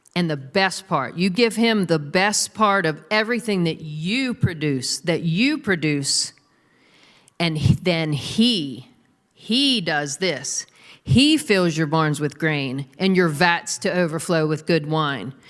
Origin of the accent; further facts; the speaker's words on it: United States; we're American Christians. I'm an American Christian